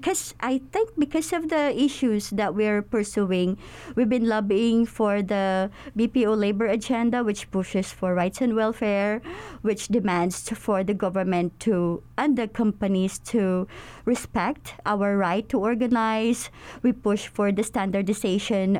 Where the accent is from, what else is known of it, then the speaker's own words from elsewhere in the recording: Philippines; we're overseas Filipino workers